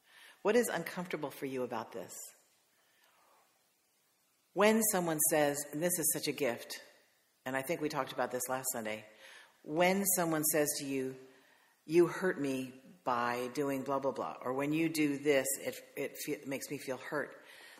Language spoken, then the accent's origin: English; the Carolinas, United States; I'm from the Carolinas